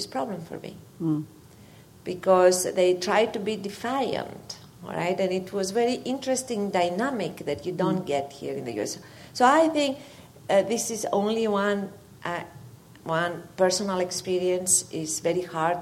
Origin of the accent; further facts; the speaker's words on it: Greece; moved away as an adult; now in United States; When I came from Greece to the U.S.